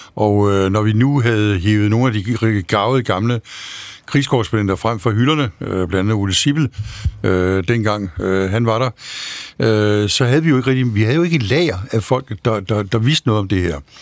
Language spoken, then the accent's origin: Danish; Denmark; jeg var dansker